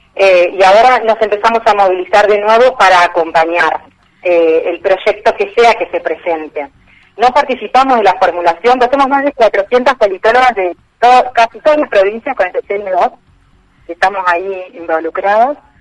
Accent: Entre Ríos, Argentina; moved away as an adult; now in Rosario, Argentina; Soy entrerriana de origen y vivo acá los 18

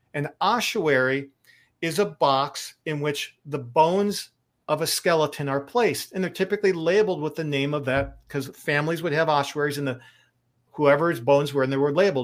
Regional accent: Lake Michigan, Midwest, United States; I grew up near Lake Michigan

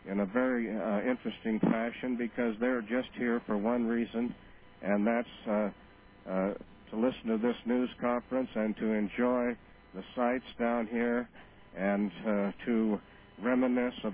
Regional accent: Nebraska, United States; back in my hometown in Nebraska

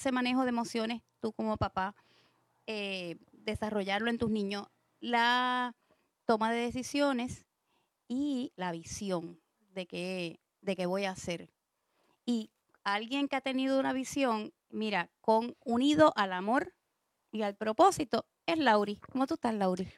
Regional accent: San Juan, Puerto Rico; moved away; mi familia es de San Juan, yo soy de San Juan

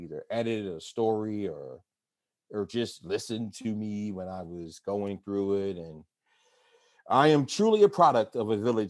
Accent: Atlanta, Georgia, United States; moved away as an adult; now in Pittsburgh, United States; growing up in Atlanta, I was used to seeing Black

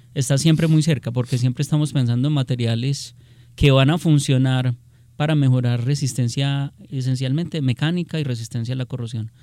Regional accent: Colombia

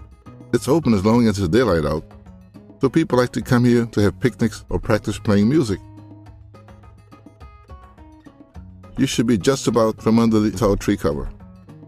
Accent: New Orleans, Louisiana, United States; I was born in the Treme, and I love it. I've lived here most of my life

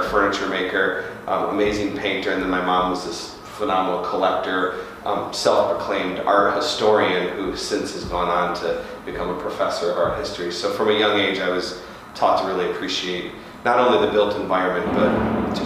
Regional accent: New Baltimore, Michigan, United States; I was originally from New Baltimore, which is on the east side, Macomb County

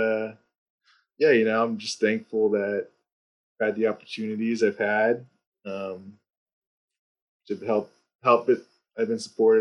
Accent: Thousand Oaks, California, United States; also born or lived in Minneapolis, Minnesota / Westlake Village, California / Santa Barbara, California; I grew up in Thousand Oaks.

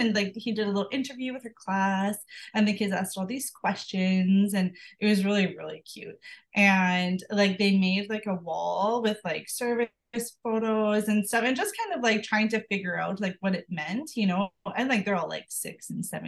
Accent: small town an hour out of Ottawa, Ontario, Canada; moved away as an adult; also born or lived in Kingston, Ontario / Morinville, Alberta; we live like in a small town like 1 hour out of Ottawa, and like it's my hometown

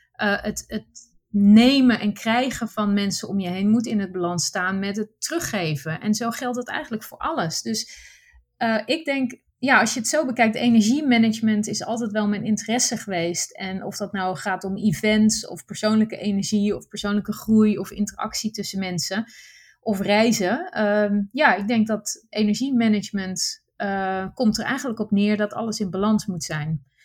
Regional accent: Netherlands; first language Dutch; moved away as an adult; mijn basis is wel heel Nederlands. Ik ben, hè, de, de, taal is mijn eerste taal.

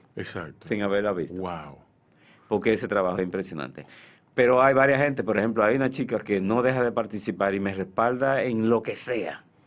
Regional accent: Santiago de los Caballeros, Santiago, Dominican Republic; now in Santo Domingo, Dominican Republic; Y yo vengo de Santiago, yo nací en noviembre del 54

